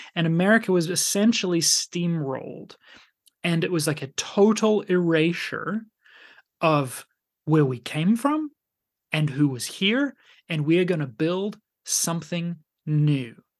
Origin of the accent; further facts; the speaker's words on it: Canada; moved away; also born or lived in Finland; being Canadian